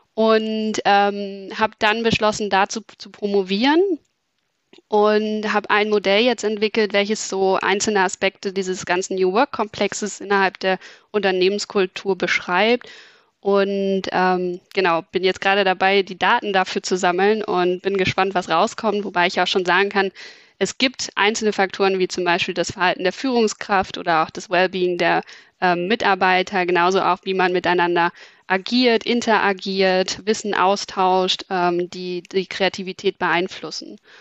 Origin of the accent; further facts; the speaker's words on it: Berlin, Germany; moved away as an adult; now in Hamburg, Germany; Ich komme ursprünglich aus Berlin, ähm, bin aber, würde ich sagen, Wahlhamburgerin, weil ich mich während des Studiums in Hamburg verliebt habe